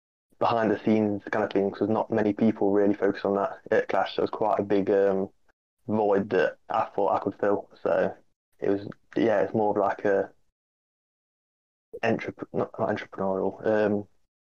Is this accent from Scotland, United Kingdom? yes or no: no; Derby, East Midlands, United Kingdom; I'm from Derby